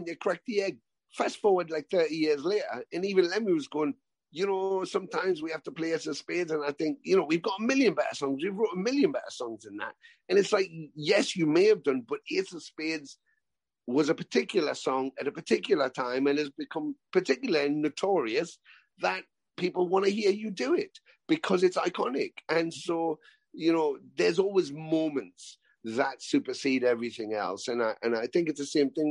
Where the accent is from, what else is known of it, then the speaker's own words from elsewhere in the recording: Canada; growing up in Canada and me sitting in my basement watching those on TV